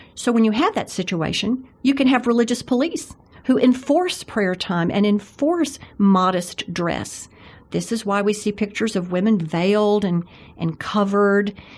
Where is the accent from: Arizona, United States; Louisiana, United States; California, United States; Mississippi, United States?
Mississippi, United States; Jackson; I grew up in Jackson, Mississippi, which is so much like Birmingham, I think, uh, in my grandparents' home